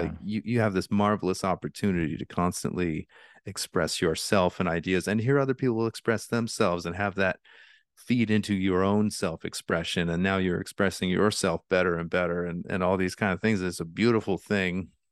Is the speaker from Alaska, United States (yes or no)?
yes; Alaska, United States; I grew up in Alaska